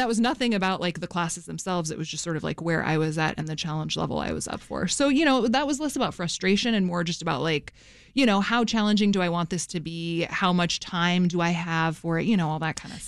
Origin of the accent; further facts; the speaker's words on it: Fairbanks, Alaska, United States; my hometown of Fairbanks, Alaska